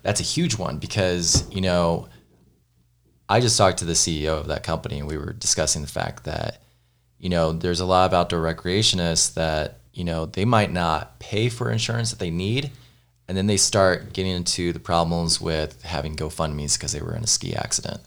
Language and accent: English; Missouri, United States; growing up in Missouri